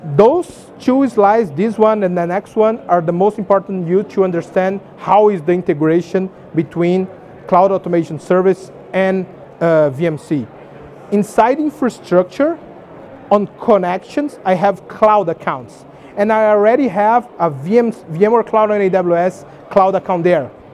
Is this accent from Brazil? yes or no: yes; Brazil; I'm from Brazil.